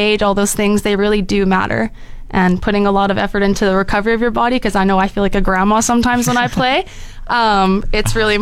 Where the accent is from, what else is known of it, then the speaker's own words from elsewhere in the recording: Surrey, British Columbia, Canada; moved away as an adult; also born or lived in Abbotsford; now in Fort McMurray, Canada; I'm from Surrey, BC